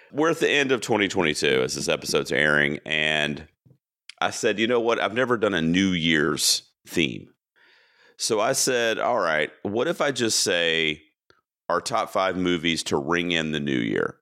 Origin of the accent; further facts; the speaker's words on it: Charlotte, North Carolina, United States; my hometown in Charlotte, North Carolina